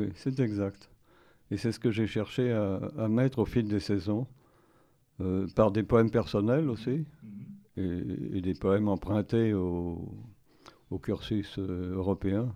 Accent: Paris, Île-de-France, France; je suis né à Paris, et j'ai fait mes études à Paris, euh, au lycée Michelet

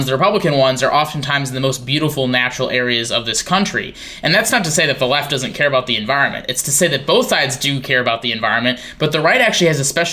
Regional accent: Green Bay, Wisconsin, United States; moved away as an adult; also born or lived in Seattle area, Washington; now in Seattle, United States; I grew up in Wisconsin near Green Bay, but moved out to the Seattle area

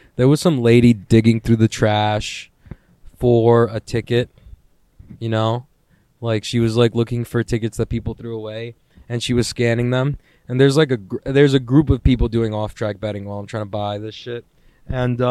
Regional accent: New York City, New York, United States; I'm a New Yorker

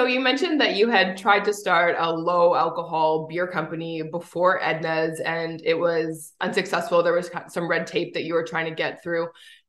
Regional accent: Winnipeg, Manitoba, Canada; I'm from Winnipeg, actually.

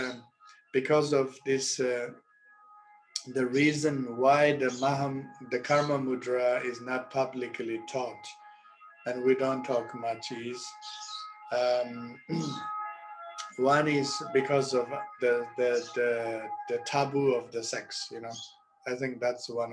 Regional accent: Rebkong, Qinghai, China; English is a second language; moved away; my hometown in Repkong

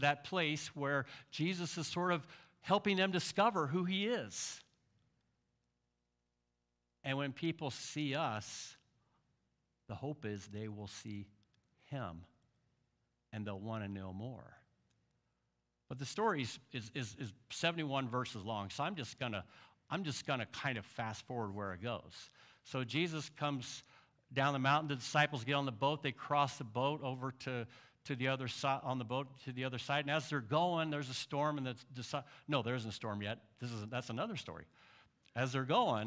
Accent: Central Illinois, United States; I'm from Central Illinois

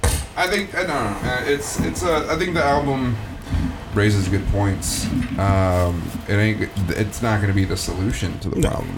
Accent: South Africa; And I was like, oh, hey, I'm from South Africa.

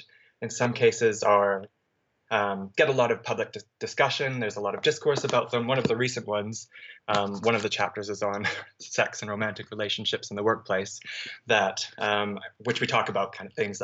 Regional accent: Canada; moved away as an adult; also born or lived in British Columbia, Canada; now in London, United Kingdom; I'm Canadian, so I studied in Canada for my undergraduate degree at the University of British Columbia.

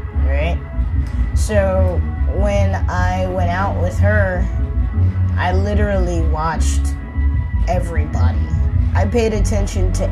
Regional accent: United States; also born or lived in New Orleans; I am an American

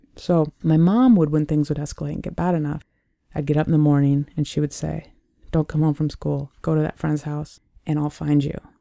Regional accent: Sioux Falls, South Dakota, United States; I, I was born and raised in Sioux Falls, South Dakota, the southeastern part of the state.

